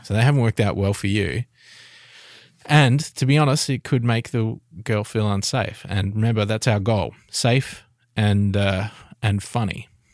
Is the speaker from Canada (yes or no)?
no; Adelaide, South Australia, Australia; I'm from Adelaide.